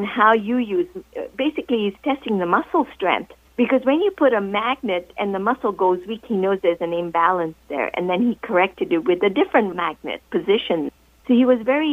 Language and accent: English; Kenya; I'm from Kenya